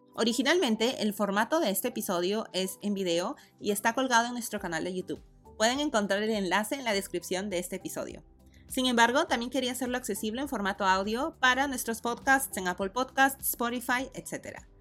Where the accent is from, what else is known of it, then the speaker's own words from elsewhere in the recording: Lima, Peru; moved away as an adult; also born or lived in United States; Yo nací y crecí en Lima.